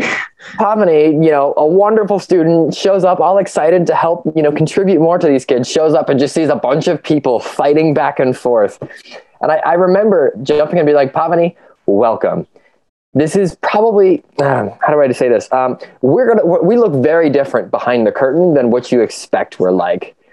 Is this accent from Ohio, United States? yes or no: yes; Ohio, United States; I grew up in the Midwest. I grew up in the state of Ohio. I've been here my whole life